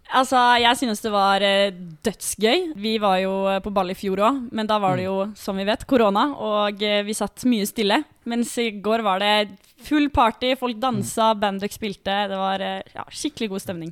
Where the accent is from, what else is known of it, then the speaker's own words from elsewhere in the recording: Bærum, Akershus, Norway; moved away; Jeg kommer fra Bærum, som mange andre.